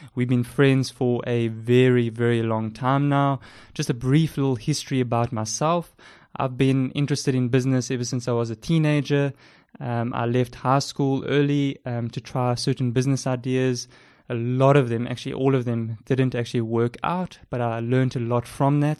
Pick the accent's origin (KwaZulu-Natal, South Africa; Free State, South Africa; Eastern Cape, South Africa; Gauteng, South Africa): Eastern Cape, South Africa; Port Elizabeth; accent: South African; As you can tell by my South African accent, I live in South Africa, uh, with my wife. I've been here, um, ever since I was born. We stay in the amazing city of Port Elizabeth